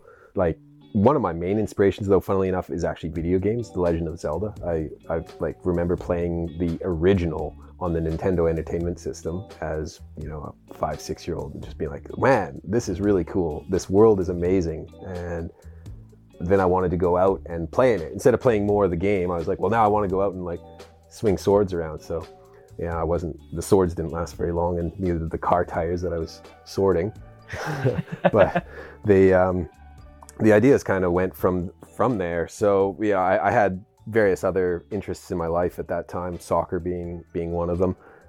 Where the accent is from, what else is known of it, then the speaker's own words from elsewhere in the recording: British Columbia, Canada; born there; Well, I was born in Canada, in British Columbia.